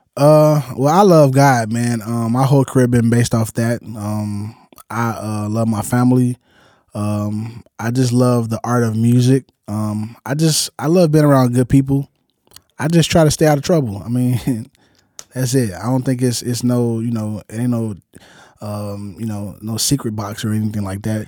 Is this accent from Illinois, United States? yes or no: yes; Chicago, Illinois, United States; growing up in Chicago